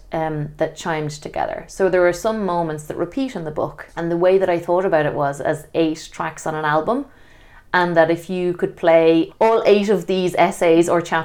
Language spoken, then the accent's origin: English; Ireland; the type of traditional shape that we grew up with in Ireland